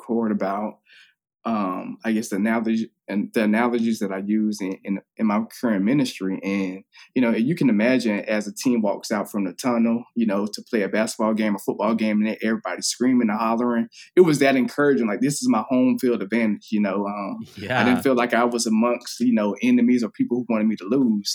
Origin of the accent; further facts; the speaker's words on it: Daytona Beach, Florida, United States; also born or lived in upstate New York; I'm from Daytona Beach, Florida